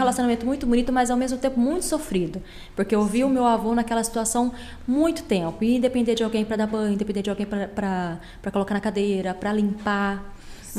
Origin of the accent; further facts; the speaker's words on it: Campo Grande, Mato Grosso do Sul, Brazil; Nasci em Campo Grande, os meus pais são daqui, família toda daqui